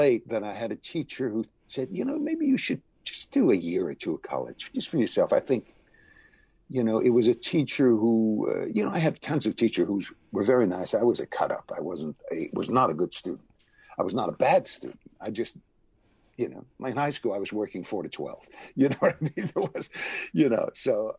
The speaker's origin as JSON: {"language": "English", "town": "New Haven", "region": "Connecticut", "country": "United States", "tie": "born or raised there", "also_born_or_lived": "Los Angeles", "moved": "as an adult", "said": "I was raised in New Haven, Connecticut"}